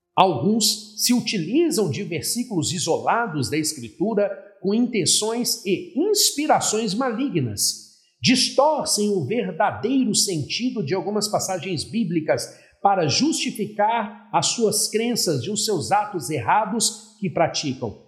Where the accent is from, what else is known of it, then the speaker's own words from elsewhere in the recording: Belo Horizonte, Minas Gerais, Brazil; now in Recife, Brazil; eu nasci em Belo Horizonte. Sou mineiro de nascimento, mas sou pernambucano de coração